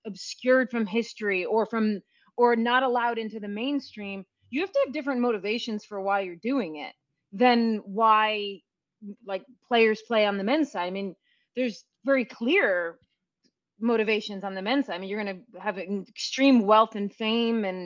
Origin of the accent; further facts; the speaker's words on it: New York, United States; I'm from New York